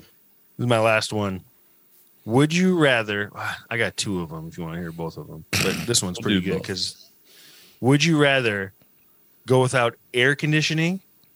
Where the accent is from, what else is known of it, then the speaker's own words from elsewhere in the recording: South Dakota, United States; I'm going with the guy who's from my home state.